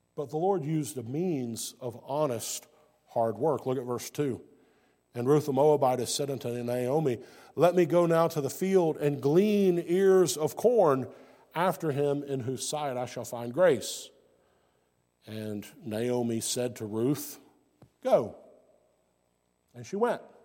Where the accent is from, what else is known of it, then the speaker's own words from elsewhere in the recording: United States; I'm from the United States